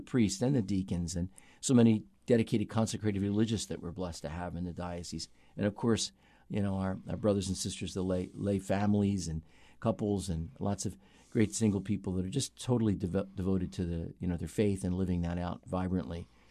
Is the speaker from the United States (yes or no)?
yes; North Wales, Pennsylvania, United States; I grew up in Montgomery County, Pennsylvania, outside the city in a, in a little town called North Wales